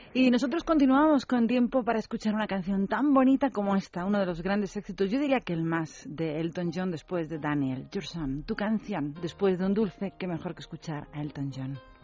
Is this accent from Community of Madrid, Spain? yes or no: yes; Madrid, Community of Madrid, Spain; yo soy de Madrid